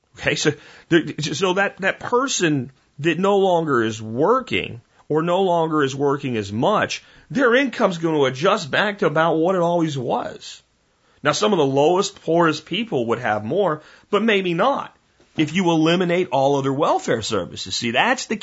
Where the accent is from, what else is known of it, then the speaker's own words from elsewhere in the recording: Pennsylvania, United States; the street that I grew up in Pennsylvania had grapevines